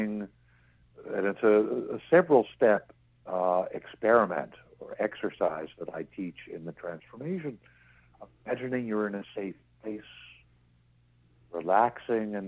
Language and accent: English; New York City, New York, United States; I grew up in New York City